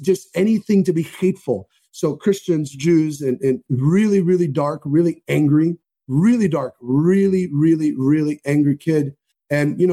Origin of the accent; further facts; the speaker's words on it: Miami Beach, Florida, United States; I grew up in Miami Beach, so a very big Jewish population